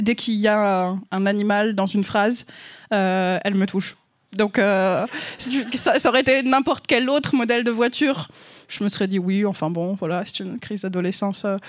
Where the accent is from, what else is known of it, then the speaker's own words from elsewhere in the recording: France; accent: French; mon accent français